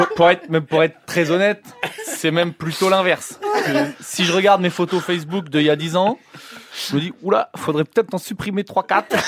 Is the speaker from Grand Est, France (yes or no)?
no; Poitou-Charentes, Nouvelle-Aquitaine, France; je viens du Poitou-Charentes